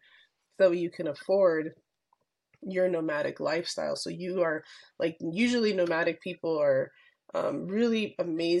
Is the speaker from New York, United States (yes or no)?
no; California, United States; I grew up in California, and the ocean was like a really big part of my life